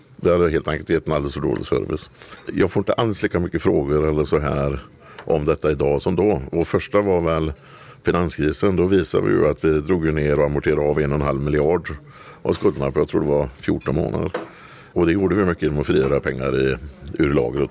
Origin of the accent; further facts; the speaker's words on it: Dingle, Västra Götaland, Sweden; now in Kosta, Sweden; Sen har vi ju en stor, väldigt stor verksamhet i porten där jag är född också. I Dingle i Bohuslän